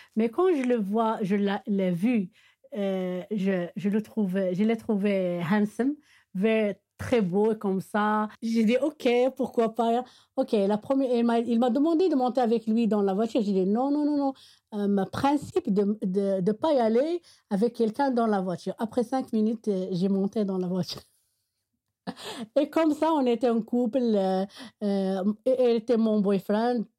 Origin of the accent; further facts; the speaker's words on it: Meknes, Fès-Meknès, Morocco; French is a second language; now in Rabat, Morocco; je suis de Meknes